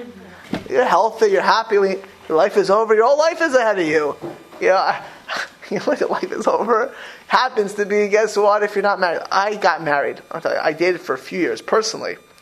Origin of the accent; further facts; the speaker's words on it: Miami Beach, Florida, United States; moved away; I grew up in Miami Beach.